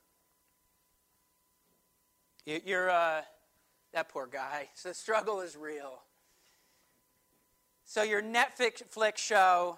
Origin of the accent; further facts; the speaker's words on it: United States; as American Christians